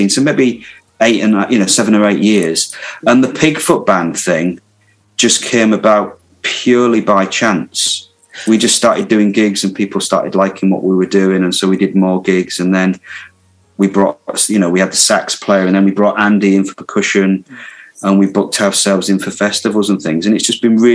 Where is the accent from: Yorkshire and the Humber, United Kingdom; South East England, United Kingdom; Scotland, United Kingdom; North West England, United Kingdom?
Yorkshire and the Humber, United Kingdom; Hull; I, well, the accent's changed a bit, but I've still held on to it. Now I'm, I'm originally from Hull in Yorkshire